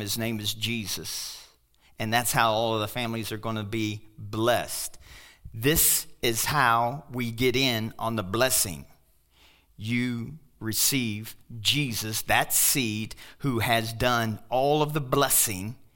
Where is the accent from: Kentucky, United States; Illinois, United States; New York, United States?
Kentucky, United States; now in Pueblo, United States; I'm from Kentucky, and we got Kentuckians and Tennesseans